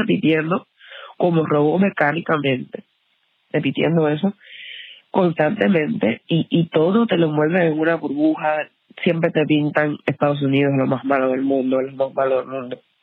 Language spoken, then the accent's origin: Spanish; Baracoa, Guantánamo, Cuba; moved away as an adult; now in United States; Yo soy de Baracoa, Guantánamo, la última provincia de Cuba